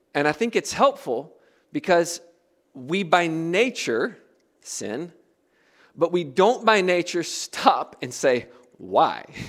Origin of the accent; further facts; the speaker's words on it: United States; moved away as an adult; also born or lived in Africa; as an American